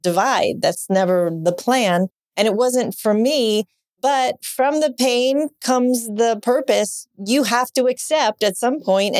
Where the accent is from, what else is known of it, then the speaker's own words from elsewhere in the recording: New York, United States; I grew up in New York, Italian, Catholic